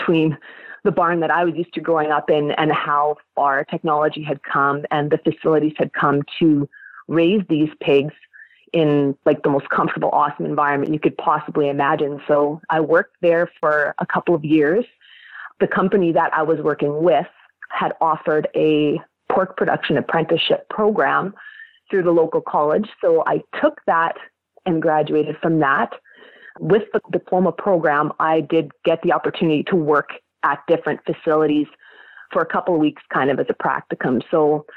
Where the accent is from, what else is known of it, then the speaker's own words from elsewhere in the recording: South Central Manitoba, Canada; I am from South Central Manitoba